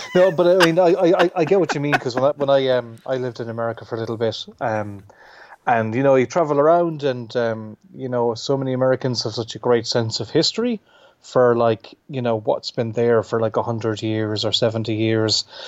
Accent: Clare, Munster, Ireland; also born or lived in Limerick; I'm from Clare, which is fairly near to Limerick

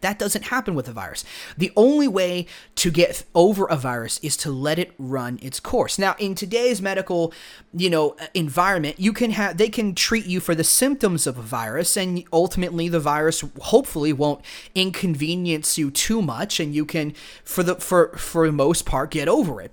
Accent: United States; we grew up here in America

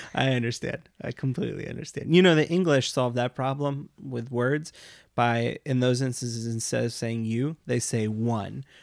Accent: United States; we grew up in the United States

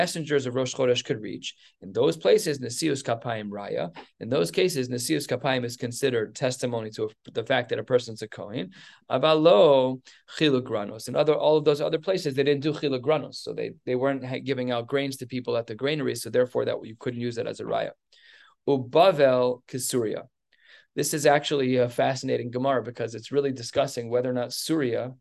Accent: United States; I'm an American.

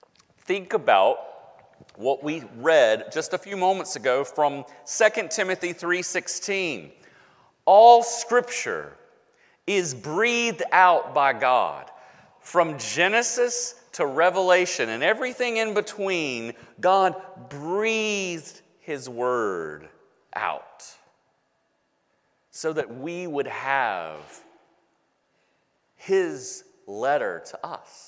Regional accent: United States; I am an American

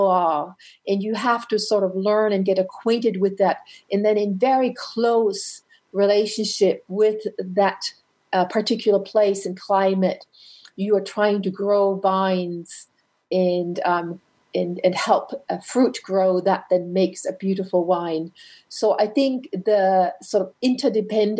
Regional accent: Franconia, northern Bavaria, Germany; moved away; also born or lived in North America; I grew up in Franconia, which is in northern Bavaria

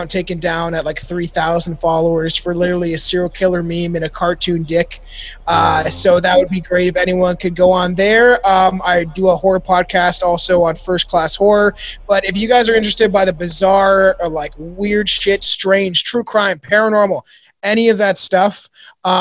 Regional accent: Canada; I'm short and Canadian

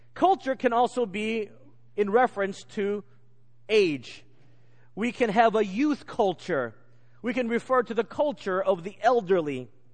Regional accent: United States; moved away; growing up in America

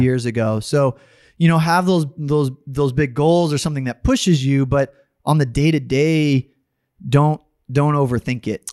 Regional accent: Dallas, Texas, United States; also born or lived in Austin, Texas; now in San Antonio, United States; I grew up mostly in Texas.

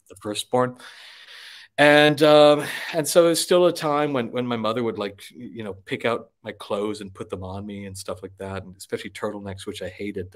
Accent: Wisconsin, United States; moved away; I was born in Wisconsin. Uh, I grew up in Wisconsin

